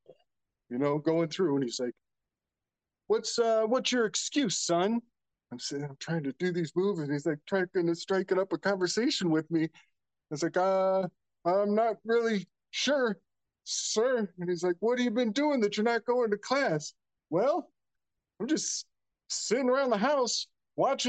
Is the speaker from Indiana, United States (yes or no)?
yes; Indiana, United States; I'm from Indiana. I'm a Hoosier